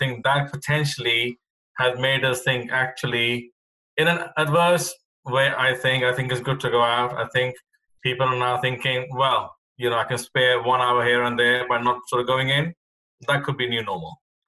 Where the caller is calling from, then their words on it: Epsom, South East England, United Kingdom; I am dialing in from Epsom, Surrey in the UK, just outside of London.